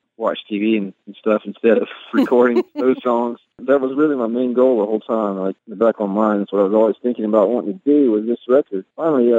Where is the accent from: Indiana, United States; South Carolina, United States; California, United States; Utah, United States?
South Carolina, United States; Ware Shoals; moved away as an adult; also born or lived in Greenwood, South Carolina; now in Athens, United States; I grew up in South Carolina